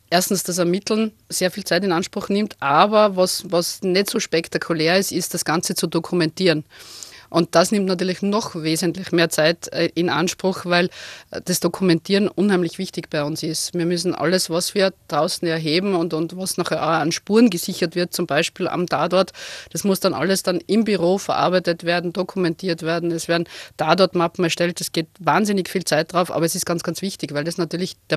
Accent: Krems, Lower Austria, Austria; Also ich bin gebürtige Kremserin, also ich komme aus der Wachau, also es ist nicht ganz so klassisch flaches Niederösterreich, sondern wir haben zumindest das schöne Donautal.

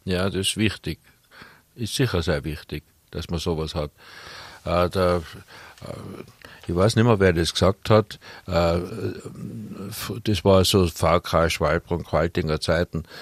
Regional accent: Innsbruck, Tyrol, Austria; also born or lived in Hötting, Innsbruck; ich bin in Bradl aufgewachsen

